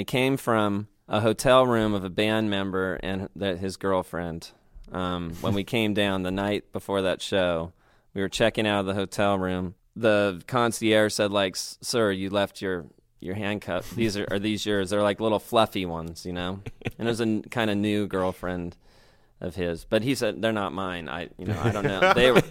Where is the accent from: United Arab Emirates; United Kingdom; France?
United Kingdom; I was being British dramatic at the show.